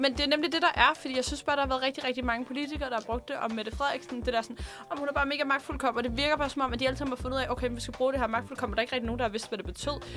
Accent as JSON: {"language": "Danish", "country": "Denmark", "tie": "born or raised there", "said": "jeg er fra Hundvig"}